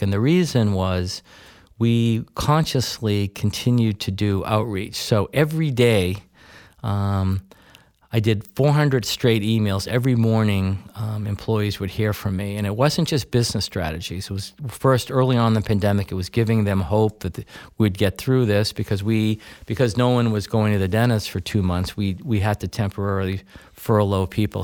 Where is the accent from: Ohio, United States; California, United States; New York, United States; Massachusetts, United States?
Massachusetts, United States; Weston; moved away as an adult; now in Bow, New Hampshire, United States; I grew up in, uh, a little town, then little town in Massachusetts called Weston